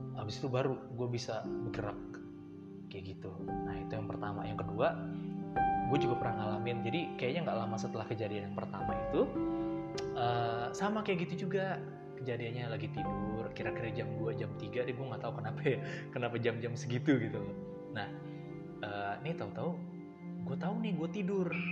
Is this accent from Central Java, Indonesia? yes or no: no; Depok, West Java, Indonesia; di kampungan gue tuh di daerah Cagar Alam Depok situ anak Depok